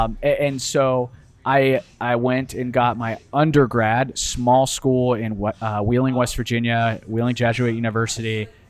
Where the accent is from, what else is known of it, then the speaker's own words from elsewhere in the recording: Italy; English is a second language; also born or lived in Fort Worth; but so I spent a majority of my childhood growing up in Italy. We bounced around. We did spend some time in Fort Worth, Texas. But most of my life was spent in Italy.